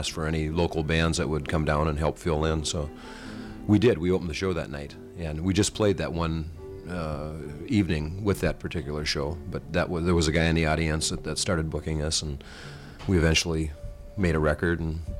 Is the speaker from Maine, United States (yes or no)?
no; Fargo, North Dakota, United States; he was en route to my hometown to do a concert up in Fargo.